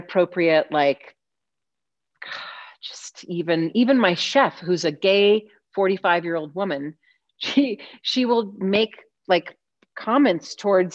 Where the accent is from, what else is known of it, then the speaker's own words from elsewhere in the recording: Alabama, United States; now in Colorado, United States; I was born in Alabama.